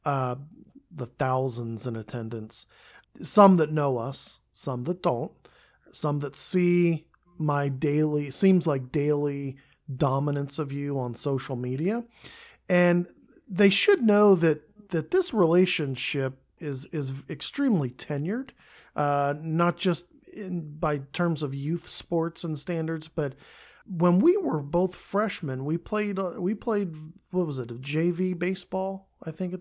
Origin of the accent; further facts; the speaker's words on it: Central Pennsylvania, United States; growing up in Central Pennsylvania, Cedar Cliff